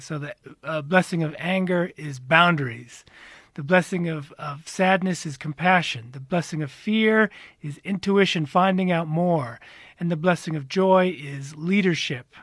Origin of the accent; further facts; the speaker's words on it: United States; moved away as an adult; now in South Africa; I am American